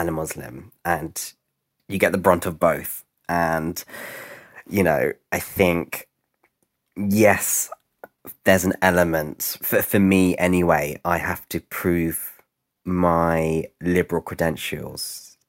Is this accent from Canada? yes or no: no; London, United Kingdom; I grew up in Camden, which is a borough in North London.